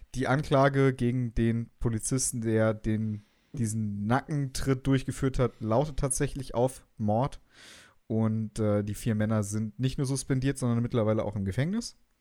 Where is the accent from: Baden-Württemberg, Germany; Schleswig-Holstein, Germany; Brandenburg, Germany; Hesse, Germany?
Hesse, Germany